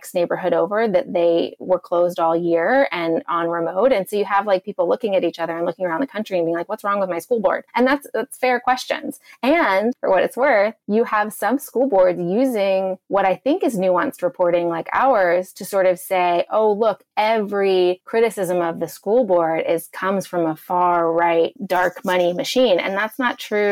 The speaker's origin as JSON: {"language": "English", "region": "the South", "country": "United States", "said": "I am actually from the South. I actually grew up evangelical."}